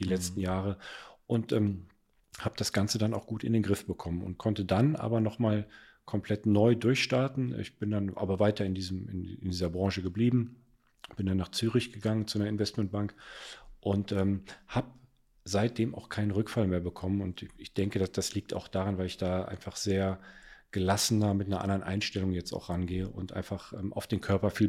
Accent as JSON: {"language": "German", "town": "Cologne", "region": "North Rhine-Westphalia", "country": "Germany", "said": "Zu dem Zeitpunkt war ich in Frankfurt damals und wollte aber irgendwann mal nach Köln zurück. Ich bin Kölner äh, durch und durch und ähm, habe die Wohnung in Köln gekauft"}